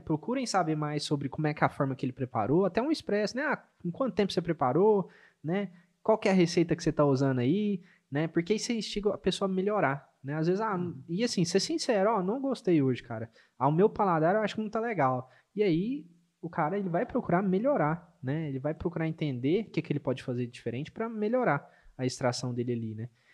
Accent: Minas Gerais, Brazil; como um bom mineiro

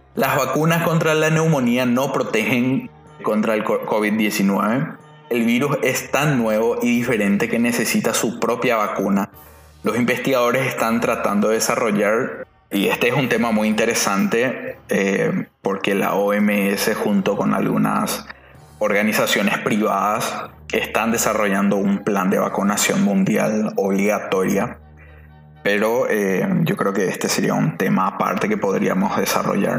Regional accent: Paraguay; en mi país

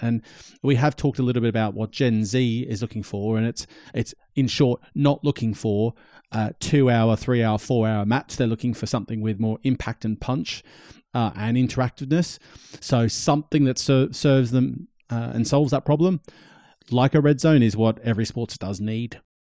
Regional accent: Australia; I'm Australian and I was growing up in Australia

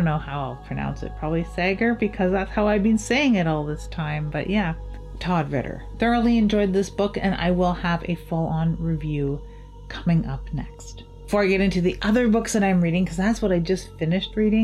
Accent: Canada; as a Canadian author

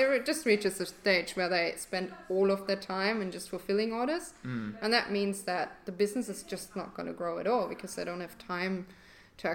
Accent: Germany; English is a second language; now in Perth, Australia; And originally I came to Perth from Germany 3 years ago

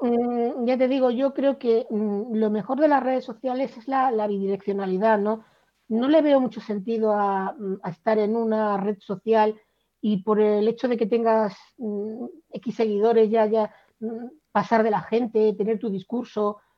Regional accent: Cádiz, Andalusia, Spain; moved away; also born or lived in Valladolid; aunque me he pasado media vida viviendo en Valladolid, yo no soy de Valladolid, yo soy de Cádiz

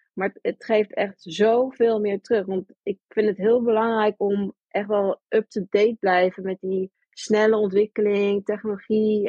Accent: New York, United States; now in Netherlands; Ik ben geboren ook in Amerika, ik ben opgegroeid in New York.

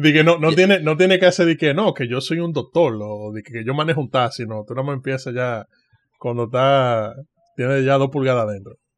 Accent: Dominican Republic; yo, como dominicano

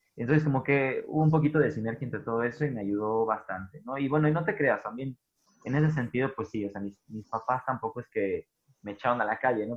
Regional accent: Tijuana, Baja California, Mexico; yo soy de Tijuana, soy norteño

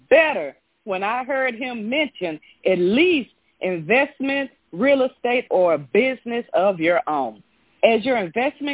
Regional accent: Memphis, Tennessee, United States; I'm from Memphis, Tennessee

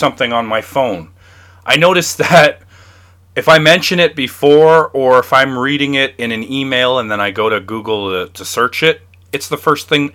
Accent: Canada; I'm from Canada

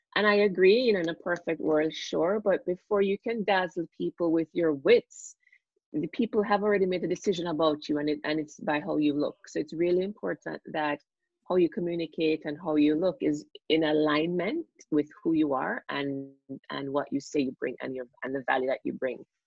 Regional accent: Jamaica; moved away as an adult; also born or lived in United States; now in Toronto, Canada; I'm Jamaican and I grew up, went to school in Jamaica

